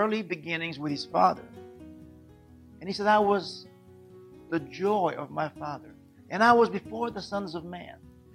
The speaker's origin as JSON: {"language": "English", "country": "Israel", "tie": "born or raised there", "said": "born and raised in Israel"}